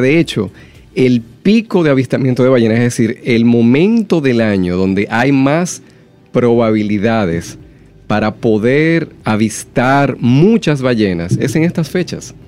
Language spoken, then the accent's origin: Spanish; Dominican Republic; nosotros como dominicanos